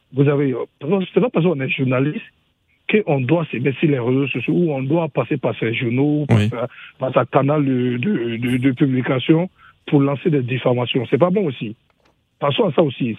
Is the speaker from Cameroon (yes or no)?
yes; Cameroon; je viens du Cameroun